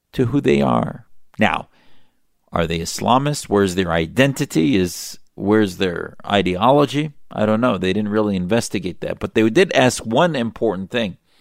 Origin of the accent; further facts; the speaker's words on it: United States; as an American who has served in our military